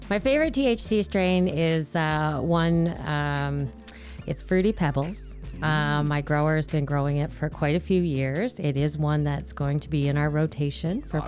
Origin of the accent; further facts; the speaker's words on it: Newfoundland and Labrador, Canada; now in Edmonton, Canada; I grew up in Newfoundland